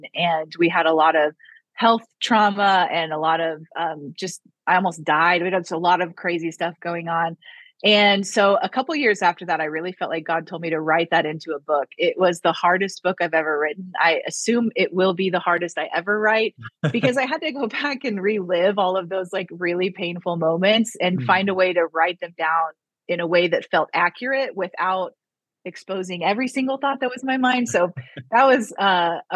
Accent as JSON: {"language": "English", "region": "Missouri", "country": "United States", "also_born_or_lived": "Waco, Texas / Norman, Oklahoma", "moved": "as an adult", "said": "I'm originally from Missouri and ended up in Waco, Texas, in college at Baylor"}